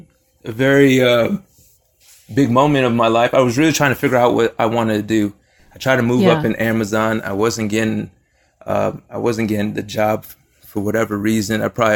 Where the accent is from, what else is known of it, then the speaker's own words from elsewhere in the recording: Florida, United States; moved away as an adult; also born or lived in Delaware; So originally I'm from Florida. I went to school in Delaware.